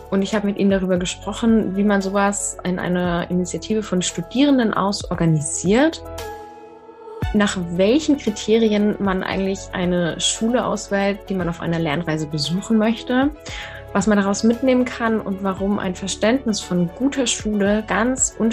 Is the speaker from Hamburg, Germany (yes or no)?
yes; Hamburg, Germany; moved away as an adult; also born or lived in Innsbruck; now in Tübingen, Germany; 24 Jahre alt. Ich komme ursprünglich aus Hamburg